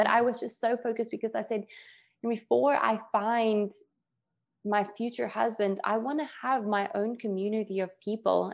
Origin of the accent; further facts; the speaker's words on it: South Africa; moved away; growing up in South Africa